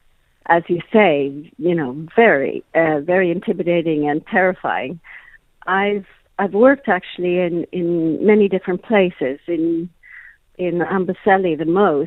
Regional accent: Kenya; also born or lived in Malawi; I grew up in Kenya, and actually spent some years in Malawi as a child.

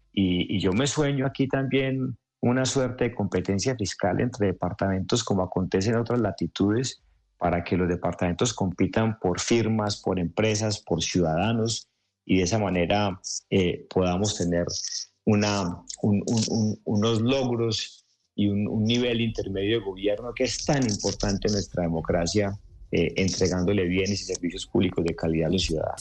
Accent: Antioquia, Colombia; los antioqueños, Ricardo, somos tan regionalistas como colombianos.

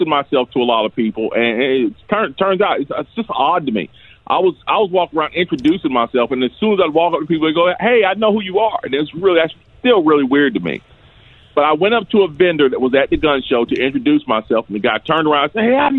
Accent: Greensboro, North Carolina, United States; I'm a native of North Carolina, Greensboro in particular. I was born and raised in Greensboro

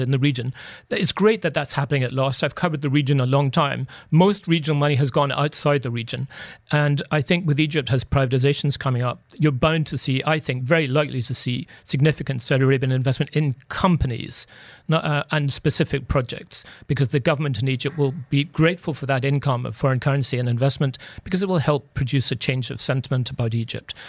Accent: United Kingdom; we're both British

